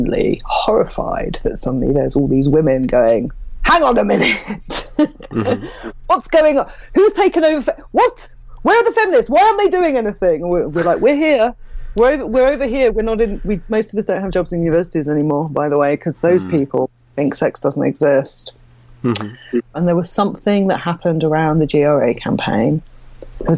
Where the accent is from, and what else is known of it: United Kingdom